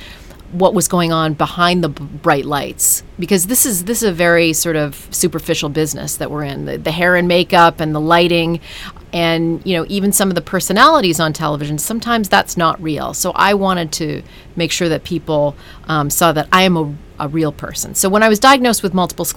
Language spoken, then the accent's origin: English; Ottawa, Ontario, Canada; moved away as an adult; also born or lived in New York City; I'm a kid from Ottawa, Canada